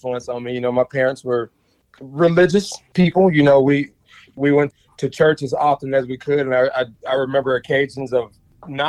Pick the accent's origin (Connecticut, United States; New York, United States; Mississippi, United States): Mississippi, United States; moved away as an adult; I grew up in Mississippi in the late 70s, all of the 80s and in the early 90s.